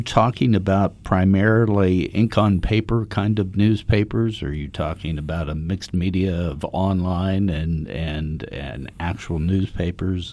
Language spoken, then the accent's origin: English; Dayton, Ohio, United States; I was born in Reardon, Dayton